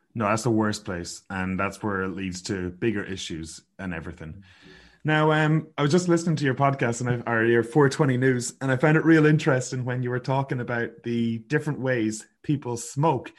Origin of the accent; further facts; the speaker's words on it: Sligo, Connacht, Ireland; moved away as an adult; now in Kelowna, Canada; growing up in Sligo